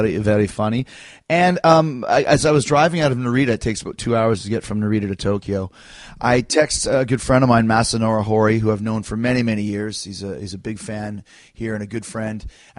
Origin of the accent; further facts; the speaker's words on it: Winnipeg, Manitoba, Canada; I'm from Canada, you idiot. I'm from Winnipeg, you idiot. And my fellow Canadians